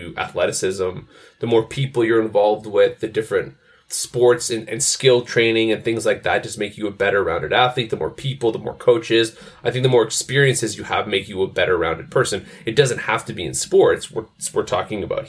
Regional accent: Montreal, Quebec, Canada; growing up in Montreal

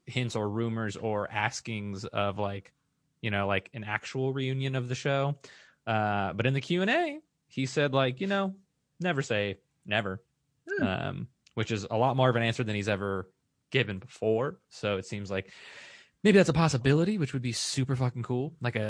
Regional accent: Orange County, California, United States; I've never seen The OC, but I grew up in The OC.

